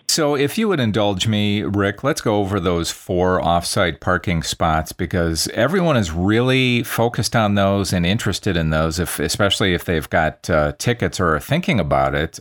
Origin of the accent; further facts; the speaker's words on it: Wisconsin, United States; now in Las Vegas, United States; I'm from Wisconsin originally